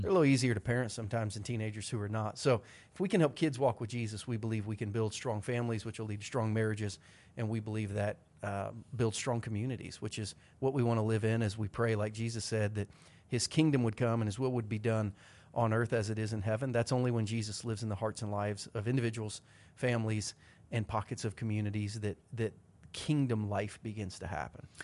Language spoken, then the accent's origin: English; Southern Ohio, United States; Growing up in Southern Ohio